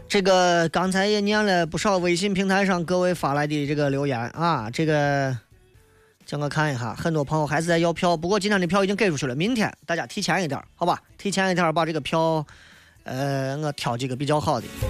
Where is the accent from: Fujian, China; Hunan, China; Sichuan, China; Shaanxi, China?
Shaanxi, China; 作为陕西人